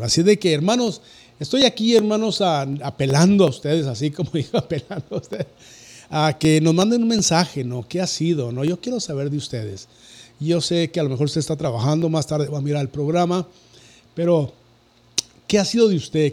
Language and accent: Spanish; Cuauhtémoc, Chihuahua, Mexico; soy de una ciudad donde ya entro el lago y la luz que se llama Cuauhtémoc, Chihuahua